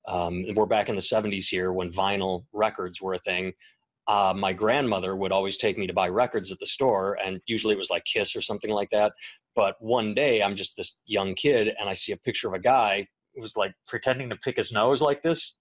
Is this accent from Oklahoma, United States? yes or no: no; Wisconsin, United States; I grew up in Wisconsin, and I was going to the University of Wisconsin-Milwaukee